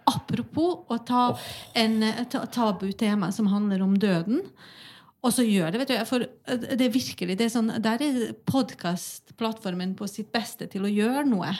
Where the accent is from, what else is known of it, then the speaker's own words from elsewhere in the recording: Bosnia & Herzegovina; now in Norway; jeg kommer jo opprinnelig fra Bosnia